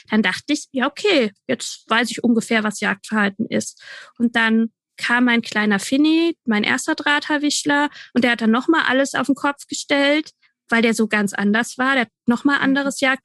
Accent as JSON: {"language": "German", "region": "Bavaria", "country": "Germany", "said": "Ich komme aus Franken."}